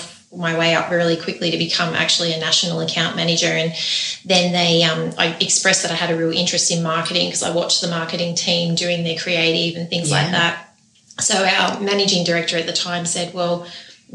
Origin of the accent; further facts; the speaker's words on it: Australia; I was born in Australia